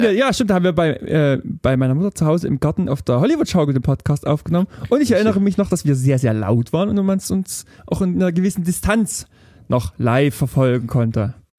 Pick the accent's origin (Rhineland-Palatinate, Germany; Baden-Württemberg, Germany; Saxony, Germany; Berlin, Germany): Saxony, Germany; near Riesa; born or raised there; moved away